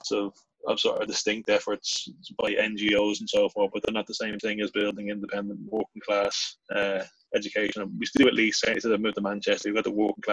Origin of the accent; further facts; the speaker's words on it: Dublin, Leinster, Ireland; moved away; also born or lived in London; I grew up in Dublin in sort of Kilbarrick